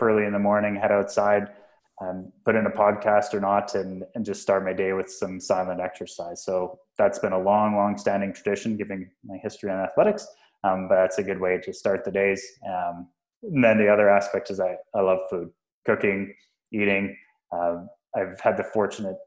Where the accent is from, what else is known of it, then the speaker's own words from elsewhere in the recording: Western Canada, Canada; moved away as an adult; also born or lived in Texas; now in Toronto, Canada; growing up in Western Canada